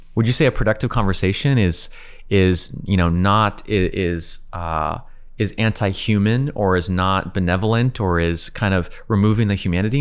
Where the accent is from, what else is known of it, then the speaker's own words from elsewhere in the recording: California, United States; also born or lived in Ukraine / San Francisco; I'm from California